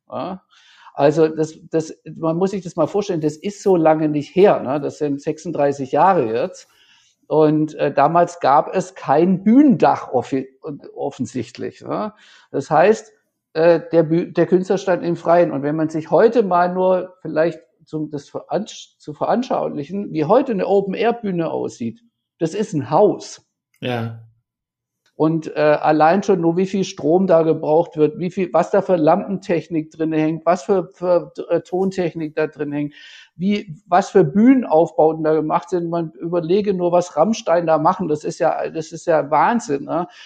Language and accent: German; Tübingen, Baden-Württemberg, Germany; ich habe lange Zeit eine Band gemanagt in, in Tübingen, in der Heimatstadt, in meiner Heimatstadt.